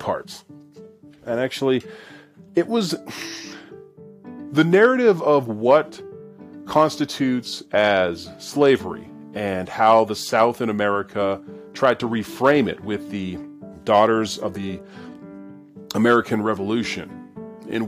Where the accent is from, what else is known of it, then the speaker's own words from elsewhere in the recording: Canada; growing up in Canada